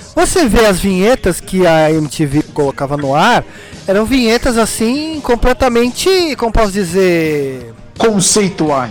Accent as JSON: {"language": "Portuguese", "region": "São Paulo", "country": "Brazil", "tie": "born or raised there", "said": "Sempre morei em Pirituba"}